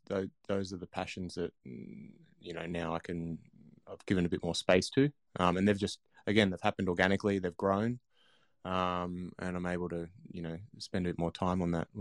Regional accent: Blue Mountains, New South Wales, Australia; I grew up in the Blue Mountains, and when I was lucky enough, my parents were English Poms over on the boats in the 70s, so I had no grandparents or anything, but over here.

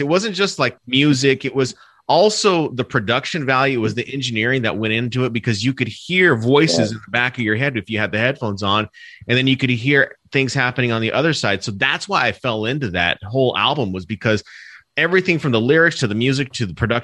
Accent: Arizona, United States; where I grew up here in Arizona

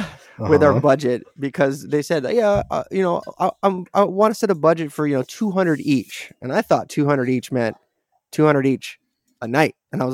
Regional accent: California, United States; I'm from California.

